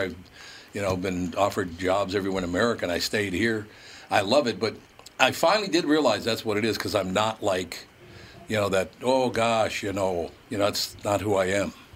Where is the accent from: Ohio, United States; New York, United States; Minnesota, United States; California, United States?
Minnesota, United States; I was born and raised in Minnesota